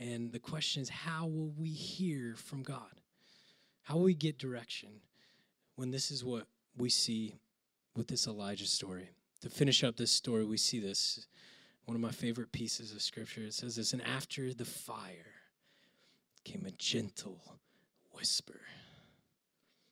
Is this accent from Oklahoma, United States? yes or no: yes; Oklahoma, United States; I grew up in Oklahoma